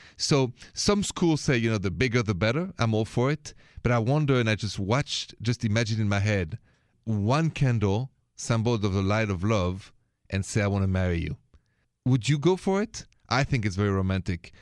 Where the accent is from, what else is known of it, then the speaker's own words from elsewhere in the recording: France; accent: thick French; English is a second language; moved away; my thick accent is French